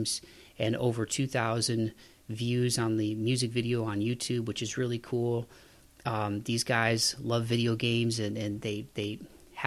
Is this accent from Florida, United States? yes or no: no; Ohio, United States; I'm from Ohio